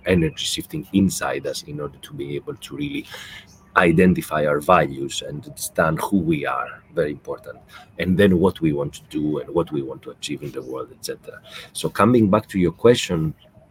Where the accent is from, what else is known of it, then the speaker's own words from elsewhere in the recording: Greece; now in Qatar; I grew up in Greece